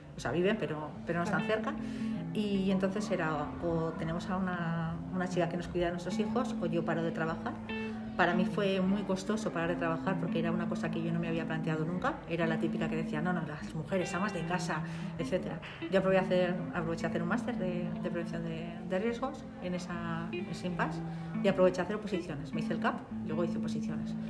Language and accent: Spanish; Alagón, Aragon, Spain; Yo vivía en un pueblo, soy de Alagón